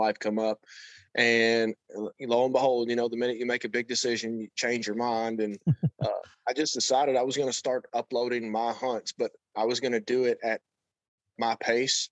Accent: Kentucky, United States; now in Indiana, United States; I'm from Kentucky and I'm living in Indiana at the moment.

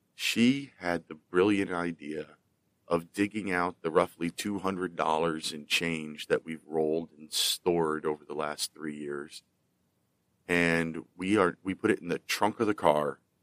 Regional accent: Pennsylvania, United States; my home state of Pennsylvania

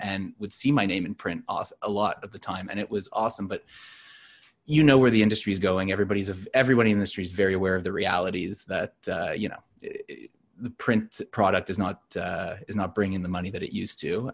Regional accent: Montreal, Quebec, Canada; now in Toronto, Canada; I'm not from Toronto originally. I'm from Montreal

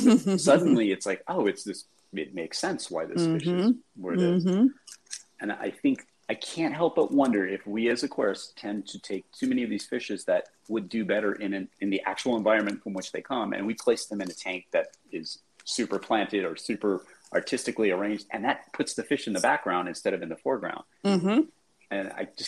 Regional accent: Los Angeles, California, United States; I grew up in Los Angeles, right? Like suburbia here.

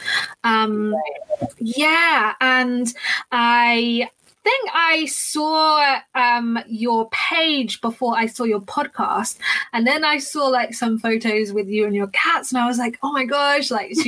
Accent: London, United Kingdom; I am from London in the UK, as you can probably hear by my accent.

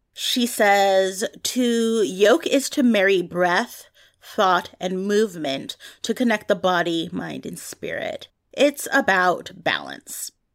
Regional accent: San Francisco Bay Area, California, United States; I grew up here in the San Francisco Bay Area

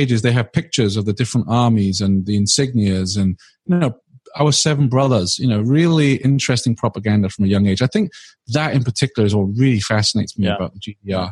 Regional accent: Swansea, Wales, United Kingdom; Swansea, my hometown

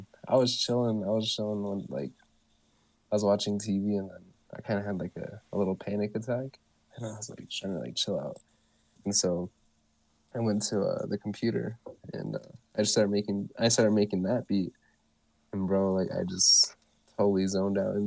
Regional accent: Ganado, Arizona, United States; I come from Ganado, Arizona

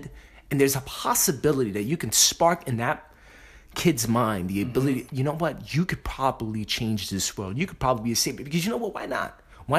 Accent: New York City, New York, United States; two Puerto Rican Dominican motherfuckers from the Bronx

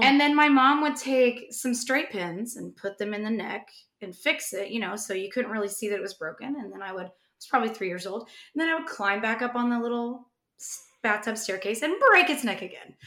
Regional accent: Indiana, United States; I grew up in Indiana

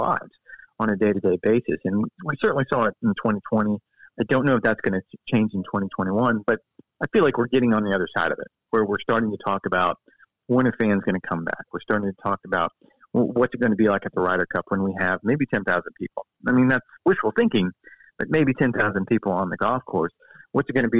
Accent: Florida, United States; I'm 53 years old. I grew up in Florida

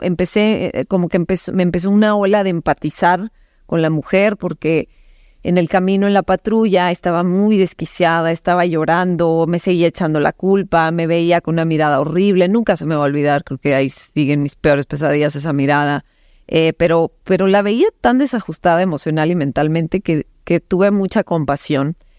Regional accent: Cananea, Sonora, Mexico; nací en Cananea, Sonora

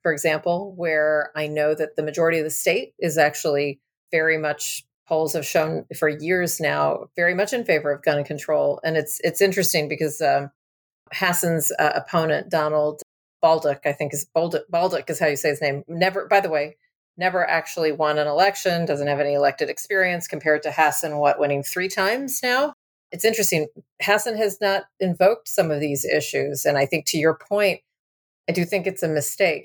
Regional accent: San Antonio, Texas, United States; I grew up in San Antonio

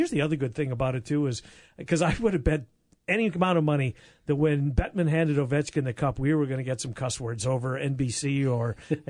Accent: Canada; As a Canadian boy

